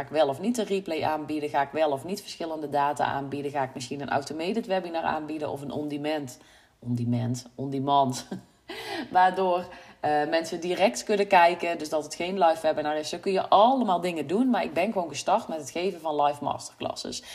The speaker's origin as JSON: {"language": "Dutch", "region": "North Brabant", "country": "Netherlands", "accent": "Brabant", "said": "mensen horen dat ik uit Brabant kom"}